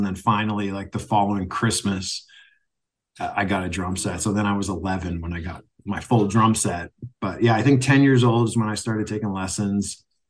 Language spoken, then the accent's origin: English; Kitchener, Ontario, Canada; moved away as an adult; also born or lived in Wales / Edmonton / Hamilton / Toronto; now in Michigan, United States; was born in Britain, in Wales. Mm-hmm. I'm fully Welsh. I moved to Canada when I was 4 years old. Oh. And I moved to Edmonton first. And then I lived there just for a few years. And we moved to Ontario, to basically Kitchener is where I grew up